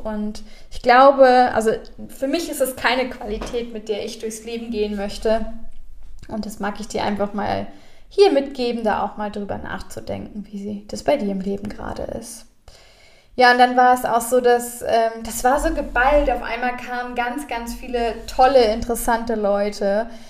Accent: Germany; Wir als Deutsche

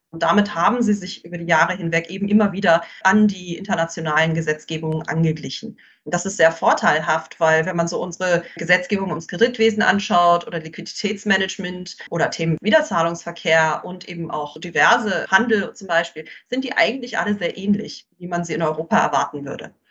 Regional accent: South Africa; now in Mauritius; Es ist ganz toll, Mauritius und ich merke auch viele andere afrikanische Länder, ich komme ja auch aus Südafrika, sind sehr stark auf Basel fixiert.

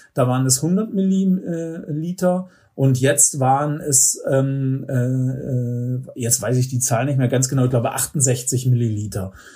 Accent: Northern Germany, Germany; now in Oberreitnau, Germany; ich stamme ja aus Norddeutschland

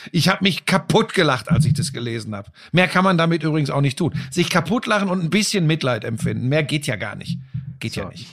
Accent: Hagen, North Rhine-Westphalia, Germany; bei uns äh, äh in Hagen, wo ich aufgewachsen bin

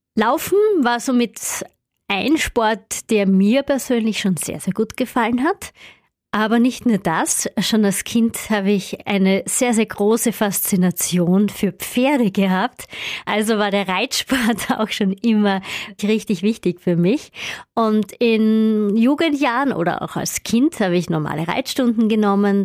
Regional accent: Upper Styria, Austria; ich komme ja aus der Obersteiermark und da gibt es viele Berge wenig Flachland

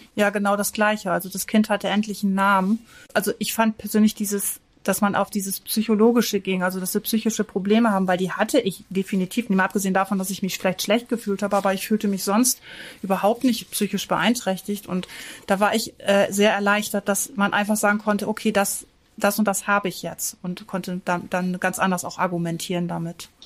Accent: Northern Germany, Germany; bei uns im Norden

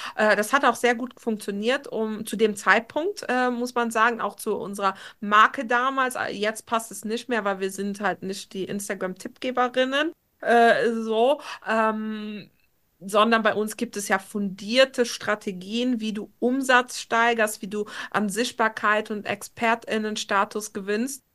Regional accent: Luxembourg; now in Trier, Germany; ich wohne ja aktuell noch in Trier. Ich will unbedingt nach Luxemburg nächstes Jahr zurückziehen in, in meine Heimat äh, so nach zehn Jahren

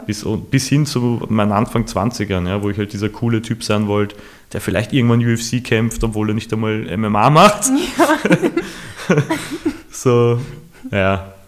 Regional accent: Vienna, Austria; ich bin im 22. aufgewachsen

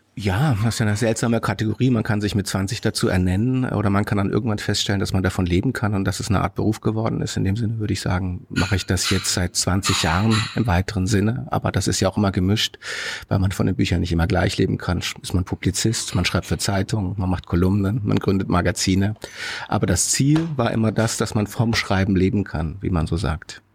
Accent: Karlsruhe, Baden-Württemberg, Germany; Ich bin in Karlsruhe groß geworden, hm. also in Süddeutschland

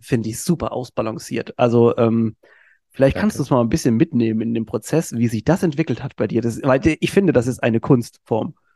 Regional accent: Mannheim, Baden-Württemberg, Germany; ich bin Mannheimer

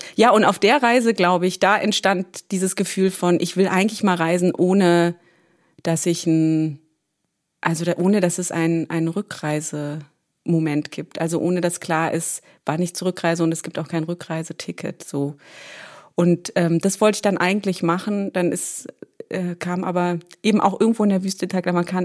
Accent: Berlin, Germany; geboren bin ich ganz banal in Berlin

